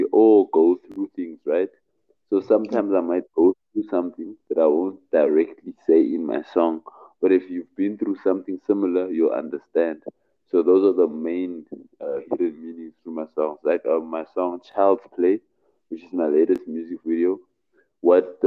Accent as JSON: {"language": "English", "town": "Cape Town", "region": "Western Cape", "country": "South Africa", "said": "I'm from Cape Town, South Africa."}